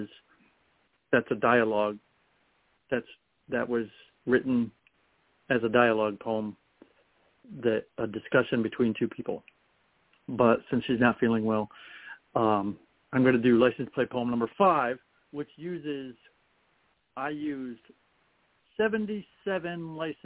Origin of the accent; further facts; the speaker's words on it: Ohio, United States; I'm from Ohio